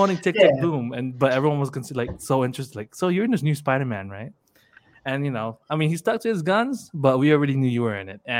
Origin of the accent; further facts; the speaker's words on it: Philippines; because we're Filipino, so we were able to understand the Lola.